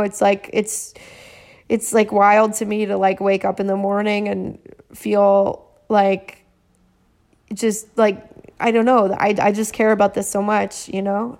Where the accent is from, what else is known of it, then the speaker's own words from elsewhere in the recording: California, United States; I am from California